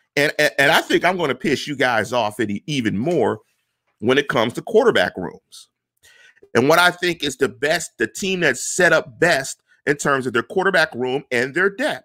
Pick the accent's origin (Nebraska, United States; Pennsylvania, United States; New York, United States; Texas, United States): Pennsylvania, United States; Pittsburgh; I come from Pittsburgh